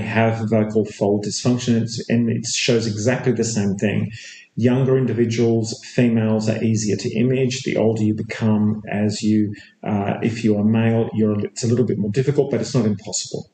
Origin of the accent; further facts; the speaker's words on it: Perth, Western Australia, Australia; moved away as an adult; also born or lived in Melbourne, Australia / Chicago, United States / England; now in Sydney, Australia; I was born in Perth, Australia. Uh, I spent um, uh, some time initially graduating in Perth, Australia, back in the mid '80s.